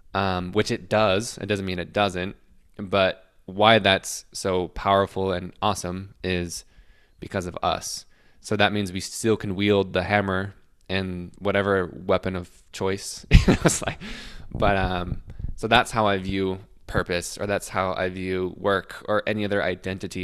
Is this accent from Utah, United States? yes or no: yes; Salt Lake City, Utah, United States; I'm from Salt Lake City